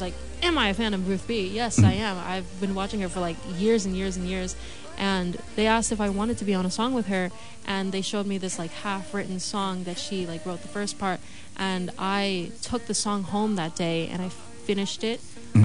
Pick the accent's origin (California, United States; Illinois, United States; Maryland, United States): Maryland, United States; moved away as an adult; now in Los Angeles, United States; move away from my hometown in Maryland